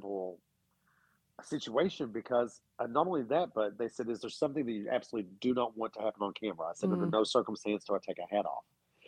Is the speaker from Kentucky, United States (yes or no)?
yes; Kentucky, United States; Kentucky, and that's my home state.